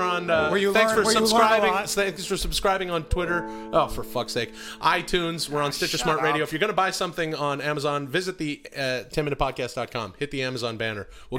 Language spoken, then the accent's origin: English; Vancouver, British Columbia, Canada; I'm Canadian.